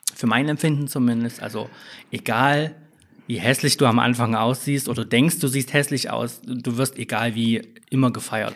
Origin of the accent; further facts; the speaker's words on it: Leipzig area, Saxony, Germany; moved away as an adult; also born or lived in Dresden / Frankfurt / Berlin; ich komme auch aus dem Leipziger Umland ursprünglich. Ähm, würde mich aber selbst als äh, Leipzigerin bezeichnen.